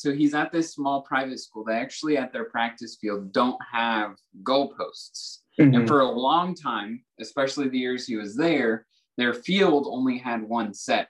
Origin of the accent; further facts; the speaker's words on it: Yukon, Oklahoma, United States; he's actually from my hometown of Yukon, Oklahoma.